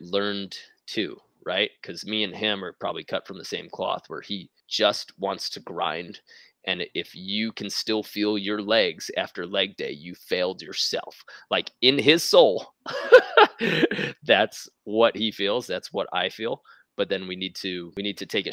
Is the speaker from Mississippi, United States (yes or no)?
no; New York, United States; From New York, I'm from Queens